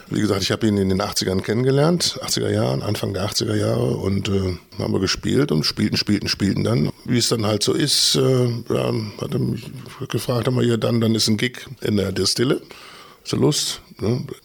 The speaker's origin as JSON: {"language": "German", "town": "Düsseldorf", "region": "North Rhine-Westphalia", "country": "Germany", "said": "Ich bin in Düsseldorf geboren, im Süden von Düsseldorf, Ordenbach. Jetzt, wenn Leute das kennen, na, Benrad."}